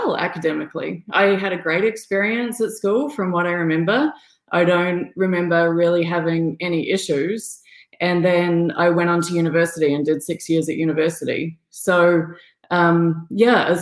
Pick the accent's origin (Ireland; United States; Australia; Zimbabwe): Australia; I'm from Australia, so I went to kindergarten when I was four